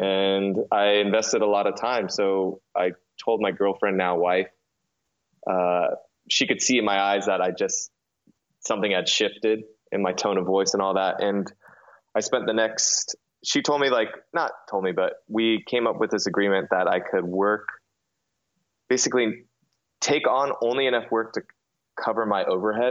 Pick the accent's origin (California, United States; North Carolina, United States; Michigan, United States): California, United States; moved away as an adult; also born or lived in New York; when I moved from New York back to California, where I'm originally from